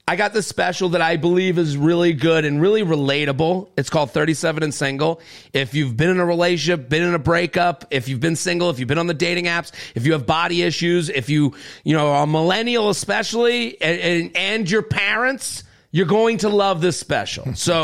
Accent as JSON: {"language": "English", "town": "New York City", "region": "New York", "country": "United States", "said": "That's the type of stuff you hear as a New Yorker, and you go, what am I doing?"}